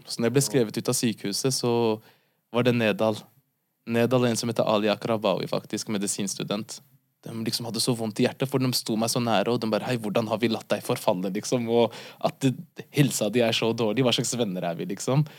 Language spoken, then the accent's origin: Norwegian; Oslo, Norway; født og oppvokst i Norge, hovedsakelig på Ellingsrud